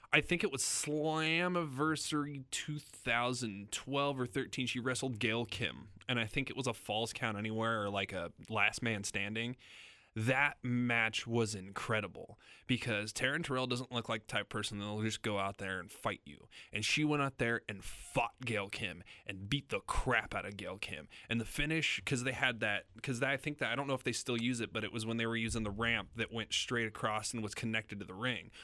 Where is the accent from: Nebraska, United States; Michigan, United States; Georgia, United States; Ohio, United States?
Nebraska, United States; Lincoln; moved away as an adult; also born or lived in Salina, Kansas; now in Kansas City, United States; I was born outside of Lincoln, New York, but I, I grew up in Lincoln